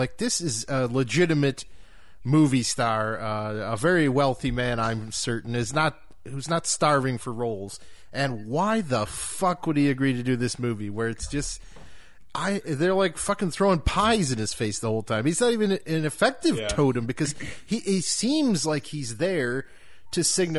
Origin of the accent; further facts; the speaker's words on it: Missouri, United States; As someone from Middle America, and I'm not from the South, but I think Missouri could be classified as the Midwest as well.